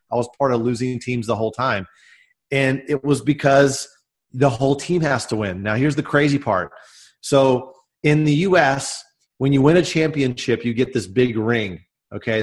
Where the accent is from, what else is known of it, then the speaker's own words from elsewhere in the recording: Dallas, Texas, United States; I'm from the Dallas, Texas area, and uh, I grew up in the states